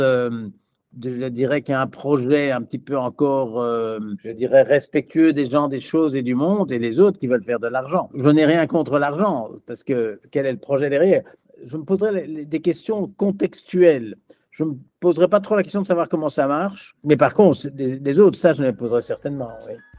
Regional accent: Belgium; je suis belge

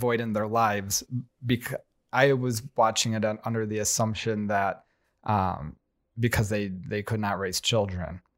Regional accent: United States

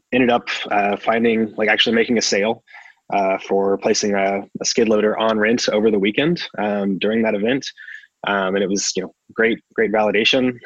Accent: Midwest, United States; I'm from the Midwest

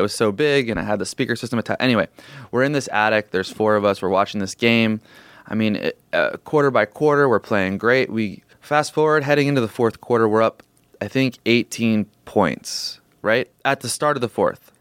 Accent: Portland, Oregon, United States; I grew up in Portland, Oregon

